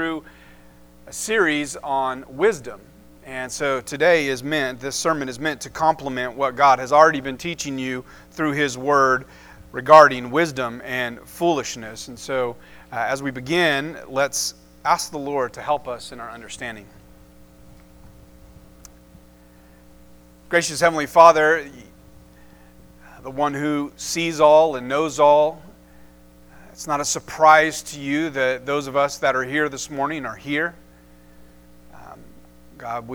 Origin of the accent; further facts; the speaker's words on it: Enid, Oklahoma, United States; I grew up here in Enid